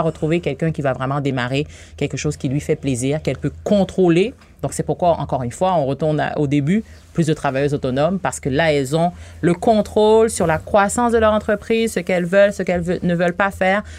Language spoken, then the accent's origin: French; Haiti; moved away as an adult; now in Quebec, Canada; je suis née en Haïti. Ah Ça fait 18 ans que je suis ici